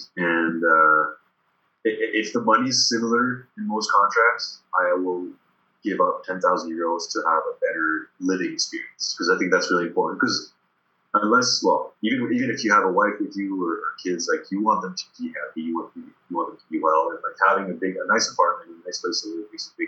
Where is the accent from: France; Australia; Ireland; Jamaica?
France; English is a second language; when I was growing up in France, it was easy for me to get to in and out of the French and Quebec accent.